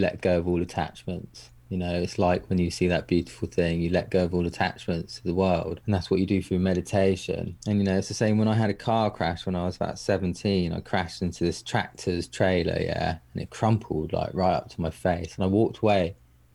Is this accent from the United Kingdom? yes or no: yes; England, United Kingdom; me being English